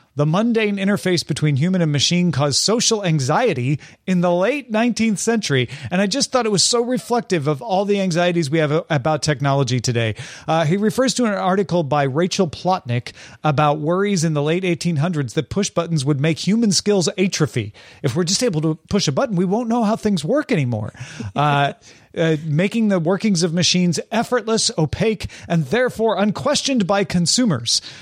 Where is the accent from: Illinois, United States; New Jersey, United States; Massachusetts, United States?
Illinois, United States; Greenville; now in Los Angeles, United States; I'm originally from Greenville, Illinois, but I live in Los Angeles now.